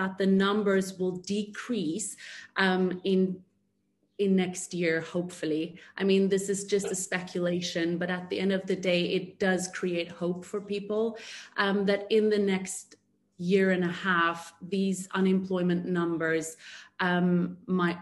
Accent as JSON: {"language": "English", "country": "South Africa", "moved": "as an adult", "lives_now": "Dubai, United Arab Emirates", "said": "I am proudly South African. I moved to Dubai about 5.5 years ago, where I'm currently residing"}